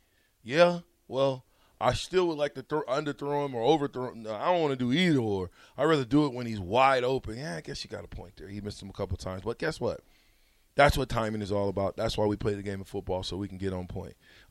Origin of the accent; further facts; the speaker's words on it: Nebraska, United States; we grew up in Nebraska.